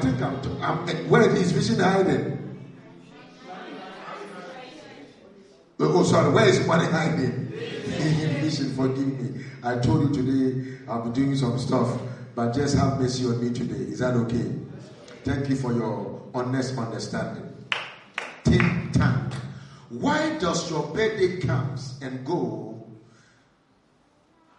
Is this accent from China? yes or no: no; Ghana; I'm a Ghanaian